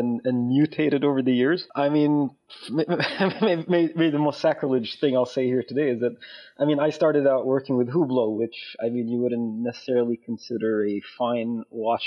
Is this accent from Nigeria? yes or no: no; Saudi Arabia; now in Lausanne, Switzerland; I'm originally from Saudi Arabia, but I've been living in Switzerland for the past 21 years now.